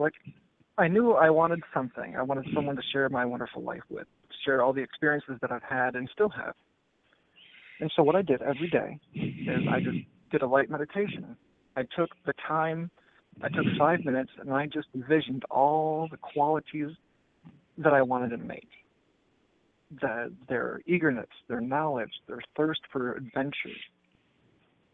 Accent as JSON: {"language": "English", "town": "Port Huron", "region": "Michigan", "country": "United States", "moved": "as an adult", "said": "I'm originally from Michigan, from Port Huron, Michigan"}